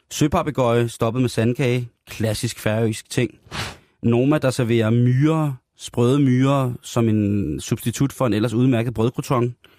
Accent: Denmark

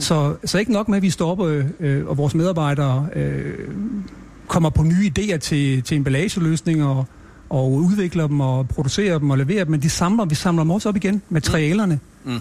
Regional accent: Stoholm, Central Denmark Region, Denmark; born or raised there; also born or lived in Copenhagen

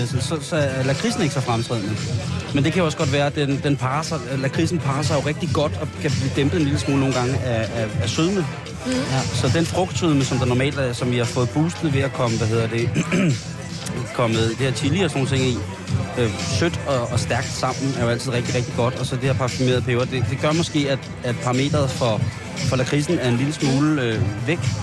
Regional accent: Roskilde, Zealand, Denmark; Er jo i min hjemby. Ja. 4.000 Roskilde

